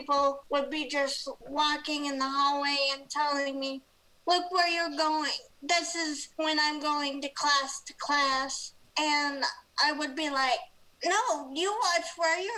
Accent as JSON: {"language": "English", "region": "Minnesota", "country": "United States", "tie": "born or raised there", "said": "I grew up in Minnesota, the snowy Minnesota."}